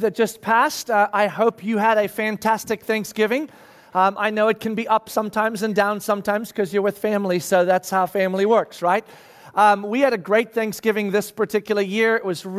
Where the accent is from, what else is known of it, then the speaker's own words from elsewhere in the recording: South Africa; moved away as an adult; now in United States; when we moved from South Africa to the United States of America, I was 17 years old.